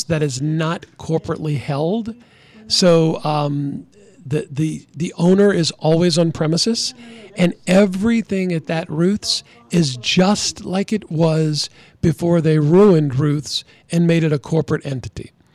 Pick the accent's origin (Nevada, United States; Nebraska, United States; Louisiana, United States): Louisiana, United States; Chalmette; I'm from Chalmette